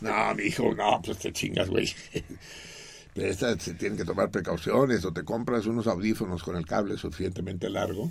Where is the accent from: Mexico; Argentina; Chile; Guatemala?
Mexico